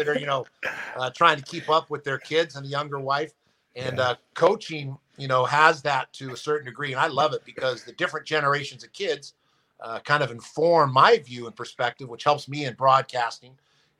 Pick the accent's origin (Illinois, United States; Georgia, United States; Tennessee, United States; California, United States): California, United States; San Francisco; I live up here in the Bay Area where I grew up in San Francisco.